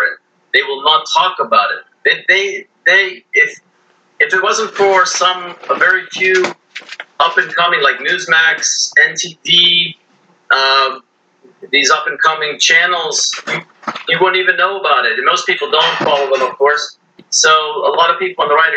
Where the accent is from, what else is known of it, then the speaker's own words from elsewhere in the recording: United States; as an American